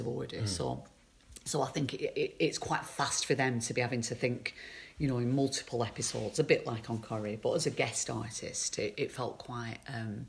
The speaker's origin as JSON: {"language": "English", "town": "Accrington", "region": "North West England", "country": "United Kingdom", "said": "I'm from Accrington"}